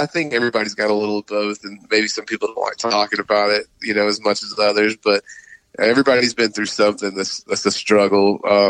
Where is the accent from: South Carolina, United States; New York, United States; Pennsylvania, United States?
South Carolina, United States; Greenville; moved away as an adult; now in Indiana, United States; I was born and raised in Greenville, South Carolina. That's actually, I'm hanging out here right now for the holidays, but me and my wife, we live in Indiana now.